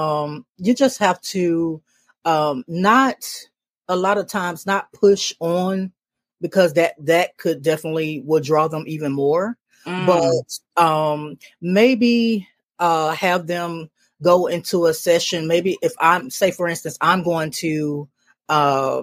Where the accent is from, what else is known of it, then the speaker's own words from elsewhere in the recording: Decatur, Georgia, United States; I'm born and raised in Decatur, Georgia